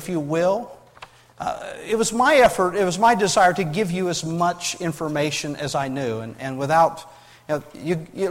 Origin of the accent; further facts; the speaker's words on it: United States